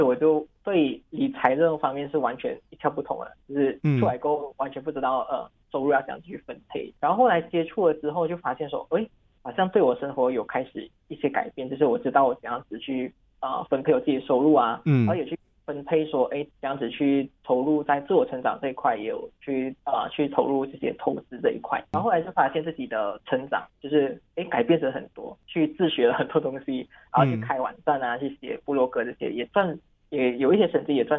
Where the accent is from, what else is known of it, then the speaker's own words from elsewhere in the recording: Penang, Malaysia; 本身的背景啊，嗯呃，算是我来自槟城啦，然后我是跟大多数人一样，就是刚出会出来社会没多久的九零后这样。